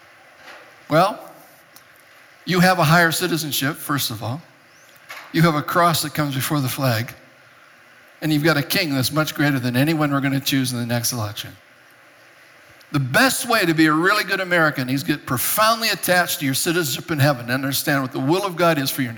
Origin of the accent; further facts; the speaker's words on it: Japan; moved away as an adult; also born or lived in Europe; I was born and raised in Japan. I didn't come to this country till I was 19 years old